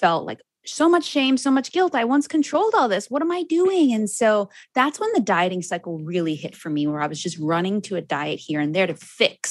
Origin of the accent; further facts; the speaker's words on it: Cayman Islands; I'm from the Cayman Islands.